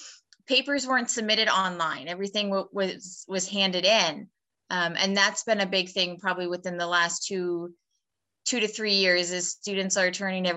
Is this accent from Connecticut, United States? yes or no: no; Erie, Pennsylvania, United States; moved away as an adult; also born or lived in Pittsburgh area; now in York, United States; originally I'm from Erie